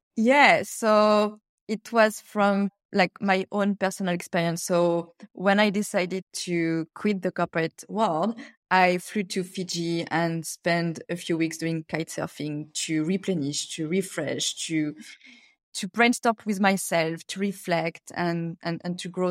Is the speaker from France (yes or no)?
yes; France; English is a second language; moved away as an adult; also born or lived in Cameroon / China; now in Australia; I grew up in France